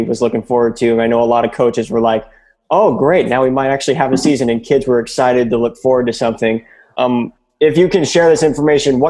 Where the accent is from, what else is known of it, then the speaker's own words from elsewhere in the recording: Whatcom County, Washington, United States; I grew up in Whatcom County. There's 10 schools here.